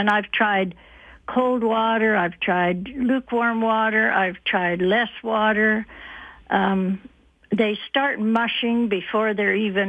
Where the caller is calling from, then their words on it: Lethbridge, Alberta, Canada; I'm calling from Lethbridge.